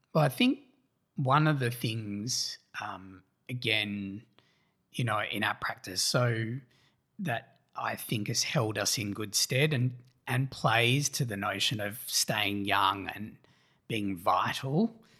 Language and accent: English; Australia; our candor as Australians